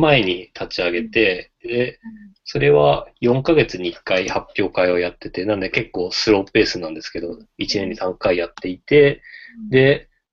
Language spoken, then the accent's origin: Japanese; Hokkaido, Japan; also born or lived in Tokyo; now in Ishikawa, Japan; 地元が北海道で、あの、東京出てきて